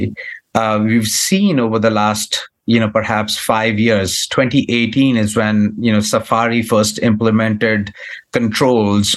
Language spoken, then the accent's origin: English; India; now in United States; I come from India